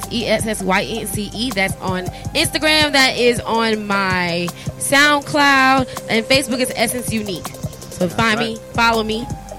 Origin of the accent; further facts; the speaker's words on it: Tampa, Florida, United States; I'm originally from Tampa, Florida.